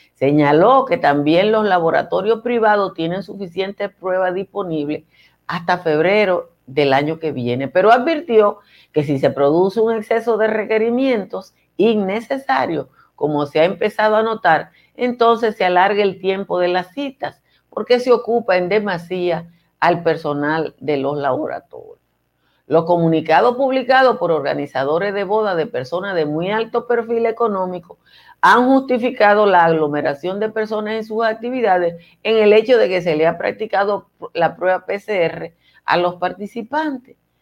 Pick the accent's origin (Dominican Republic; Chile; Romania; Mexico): Dominican Republic; Nizao, Peravia; soy de Nizao, entonces obviamente que mi origen está muy lejos del glamour